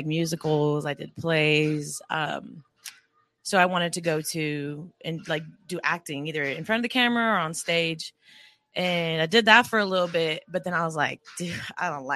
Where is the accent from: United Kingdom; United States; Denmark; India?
United States; Oceanside, California; also born or lived in Escondido, California; growing up in Oceanside